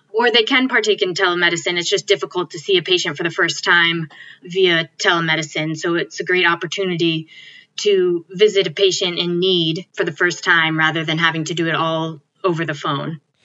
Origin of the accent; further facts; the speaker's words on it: Connecticut, United States; moved away as an adult; also born or lived in Binghamton, New York; now in Illinois, United States; I grew up in Connecticut